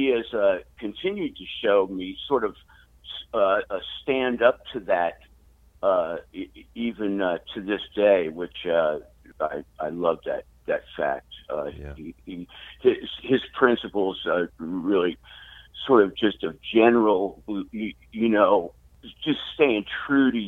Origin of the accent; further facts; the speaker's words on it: Long Island, New York, United States; moved away; also born or lived in Washington, D.C.; In high school, I grew up on Long Island, which was like the birthplace of the suburb.